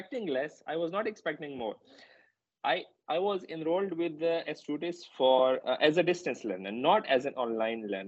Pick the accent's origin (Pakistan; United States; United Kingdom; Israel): Pakistan; English is a second language; moved away; my home country, in Pakistan